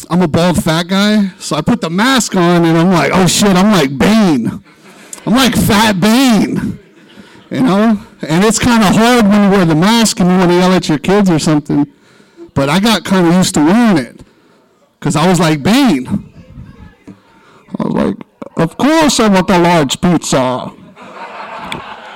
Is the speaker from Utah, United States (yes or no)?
no; Stockton, California, United States; being from Stockton